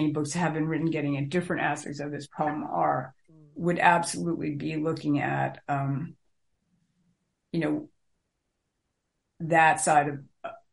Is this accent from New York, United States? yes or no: yes; New York City, New York, United States; I grew up in New York, the New York City water system